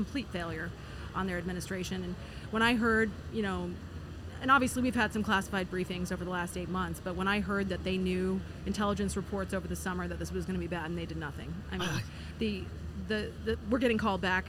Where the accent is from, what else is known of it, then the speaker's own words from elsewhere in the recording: Des Moines, Iowa, United States; This is my hometown here in Des Moines